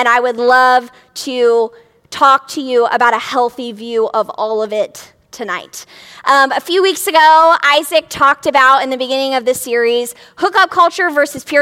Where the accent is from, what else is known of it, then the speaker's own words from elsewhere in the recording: a city right outside of Cincinnati, Ohio, United States; I grew up in a city right outside of Cincinnati, Ohio.